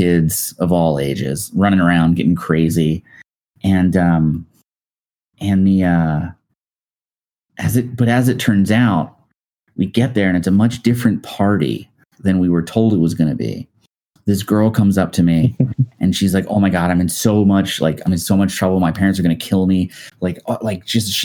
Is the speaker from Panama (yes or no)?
no; Dundalk, Maryland, United States; I grew up like right outside of Baltimore in a town called Dundalk.